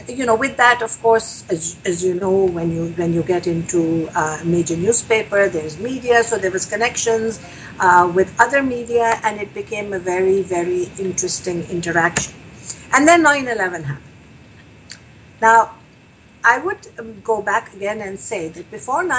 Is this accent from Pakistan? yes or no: yes; Pakistan; moved away as an adult; now in Canada; Growing up in Pakistan